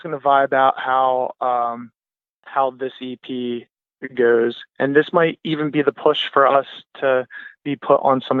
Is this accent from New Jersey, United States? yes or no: yes; Ocean City, New Jersey, United States; moved away; I'm from Ocean City, New Jersey, so I'm going to be crashing at my mom's house